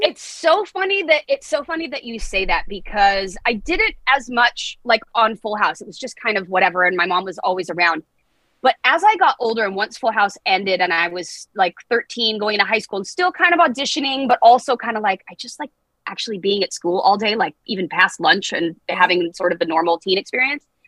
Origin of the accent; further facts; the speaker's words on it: Los Angeles, California, United States; I was born and raised